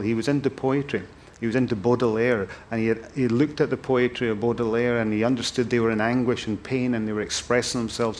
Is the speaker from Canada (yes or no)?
no; Thurso, Scotland, United Kingdom; moved away; I'm from Thurso, and Thurso's you know the place that most of my heart. That's where I was brought up.